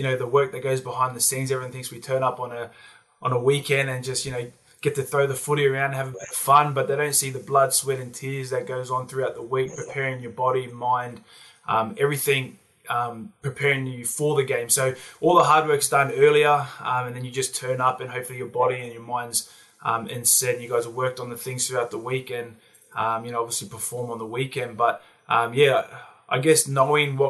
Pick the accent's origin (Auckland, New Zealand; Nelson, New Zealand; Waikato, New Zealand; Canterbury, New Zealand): Waikato, New Zealand; Hamilton; also born or lived in Penrith, Sydney, Australia; now in Sydney, Australia; I was born here, but then we moved back to New Zealand when I was 18 months. So I was brought up in my earlier years back home in NZ.